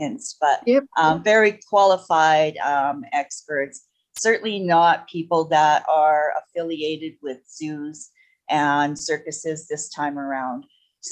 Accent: Edmonton, Alberta, Canada; I was from Edmonton

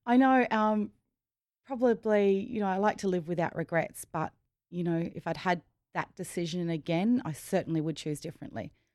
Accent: Rockhampton, Queensland, Australia; I grew up in, um, the biggest country town is just, is Rockhampton.

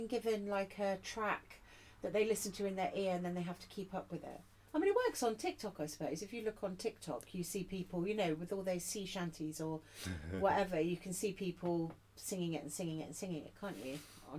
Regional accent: Cornwall, South West England, United Kingdom; I grew up in Cornwall as well.

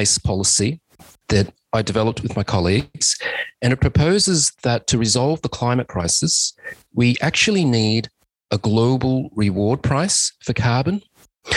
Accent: Australia; I'm an Australian civil engineer

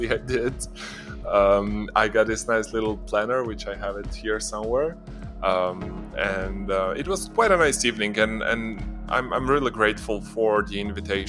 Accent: Ljubljana, Slovenia; in my hometown

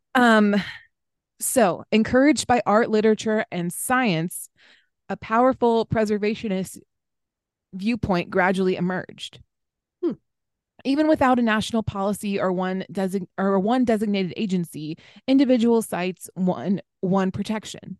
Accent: East Coast, United States; moved away; growing up on the East Coast

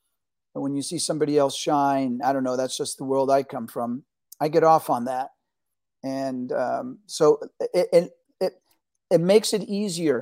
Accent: New York City, New York, United States; also born or lived in Argentina; I was born in Argentina. My parents came here escaping fascism from Argentina. And I grew up in New York City, which was a great melting pot

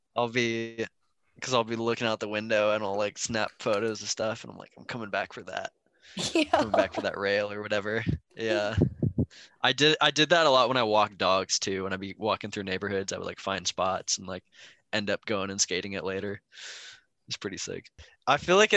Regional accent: Seattle, Washington, United States; I'm from Seattle

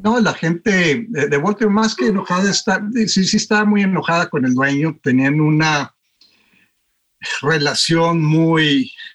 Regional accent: Torreón, Coahuila, Mexico; moved away as an adult; also born or lived in United States; creciendo en Torreón jugué siempre fútbol

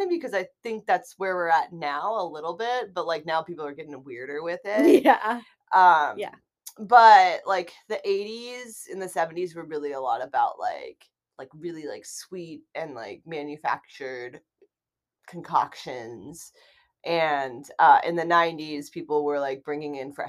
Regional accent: Midwest, United States; I'm from the Midwest

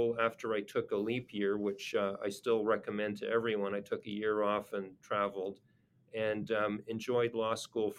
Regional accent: Montreal, Quebec, Canada; I grew up in Montreal

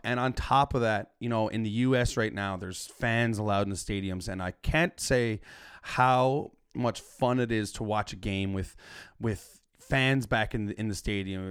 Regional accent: Newfoundland and Labrador, Canada; as a Newfoundlander

